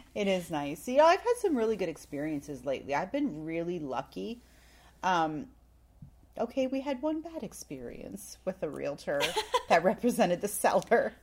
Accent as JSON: {"language": "English", "country": "Canada", "moved": "yes", "said": "I am from Canada, but I'm not very Canadian."}